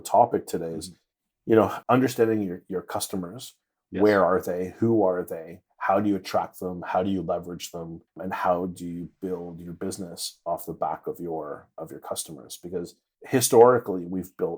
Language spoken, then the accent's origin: English; Toronto, Ontario, Canada; moved away; I'm originally from Toronto, Canada